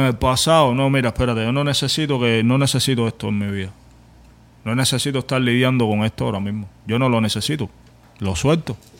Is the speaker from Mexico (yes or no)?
no; Cuba; moved away; vengo de Cuba, tengo patrones de carencia